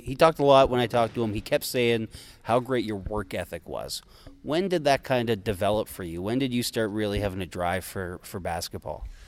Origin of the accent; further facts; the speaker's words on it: Fredericton, New Brunswick, Canada; my hometown of the flooded Fredericton, New Brunswick